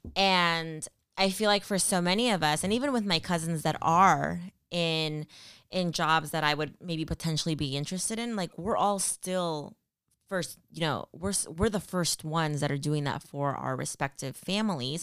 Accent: Stockton, California, United States; moved away as an adult; also born or lived in Peru (ancestry); now in Bay Area, United States; I was born in the Bay Area, but raised in the Central Valley in Stockton, California

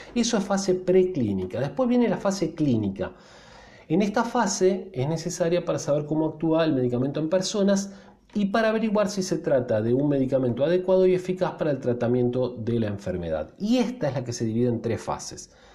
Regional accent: Argentina; Los argentinos somos casi 50 millones de personas

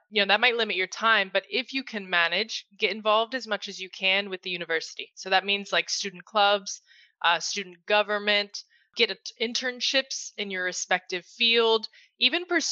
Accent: United States; moved away as an adult; also born or lived in Madrid, Spain; brought me back to my home country, the US, and now I'm based in New York City

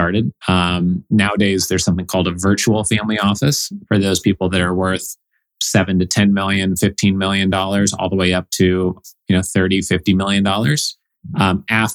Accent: Oregon, United States; moved away as an adult; also born or lived in Evanston, Illinois / Boston; I grew up in Oregon.

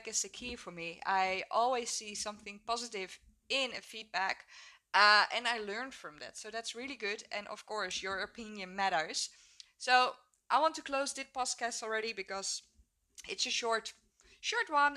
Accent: Netherlands; also born or lived in Hook of Holland, Netherlands; I'm 26 years old and I'm from the Netherlands. I live in a small village, Hoek of Holland, and it's at the beach.

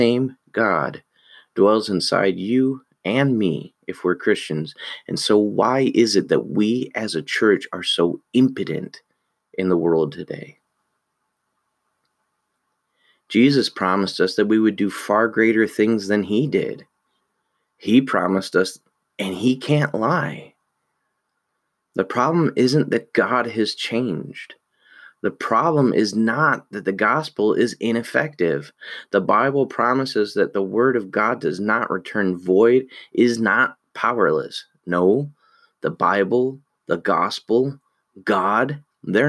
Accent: United States; we're American.

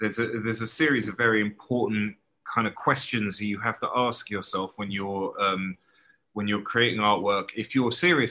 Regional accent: London, United Kingdom; moved away; I was born in early 70s and grew up in a place called Crouch End in North London

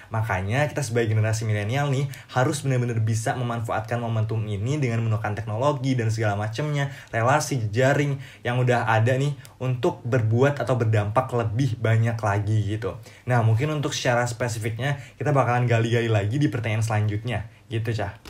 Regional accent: Lampung, Indonesia; now in Bogor, Indonesia; aku berasal dari daerah Lampung, Lampung dan saat ini lagi stay di Bogor.

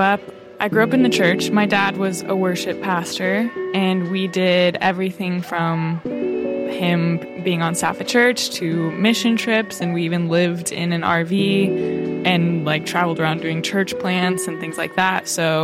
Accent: Colorado, United States; now in Los Angeles, United States; Yeah, like I grew up in Colorado, so it was like, tried to be somewhat natural

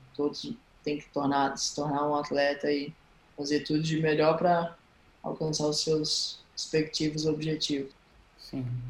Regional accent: Florianópolis, Santa Catarina, Brazil; also born or lived in Recife, Pernambuco; E quando eu tinha 9 anos de idade, a gente se mudou para o sul, a Florianópolis

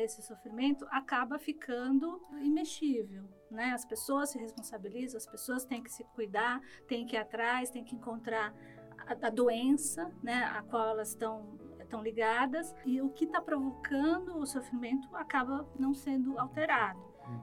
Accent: São Bernardo do Campo, São Paulo, Brazil; eu sou de São Bernardo, cursei escola pública até o ensino médio

